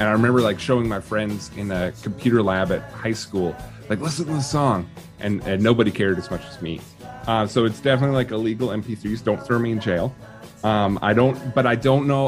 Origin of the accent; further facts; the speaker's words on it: Vancouver, British Columbia, Canada; as a Vancouverite, I sound probably the same